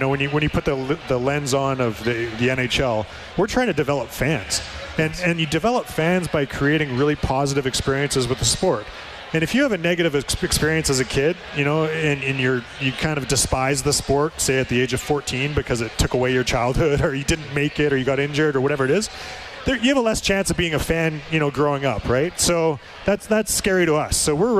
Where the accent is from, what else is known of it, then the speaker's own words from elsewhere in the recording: Strathcona County, Alberta, Canada; I grew up in Strathcona County and played every sport.